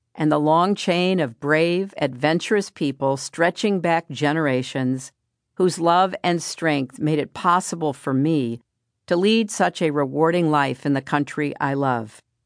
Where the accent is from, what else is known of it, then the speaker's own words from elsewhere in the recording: United States; as an American